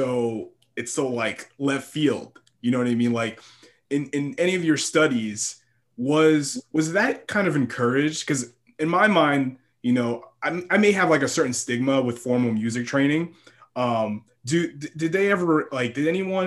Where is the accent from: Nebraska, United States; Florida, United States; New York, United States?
New York, United States; Valley Stream; I grew up on Long Island.